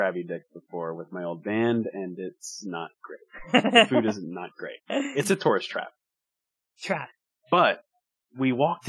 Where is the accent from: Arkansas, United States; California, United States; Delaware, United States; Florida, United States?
Delaware, United States; Lewes; moved away; So I immediately took you to downtown, you know, Lewis, and took you by my high school, my middle school, and everything like